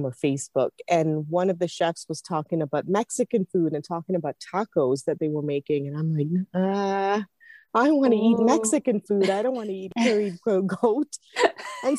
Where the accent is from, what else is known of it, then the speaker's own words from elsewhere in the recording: Singapore; I grew up in Singapore